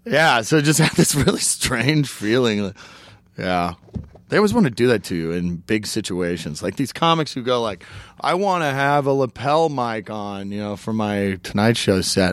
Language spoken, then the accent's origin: English; Oklahoma, United States; I'm from Oklahoma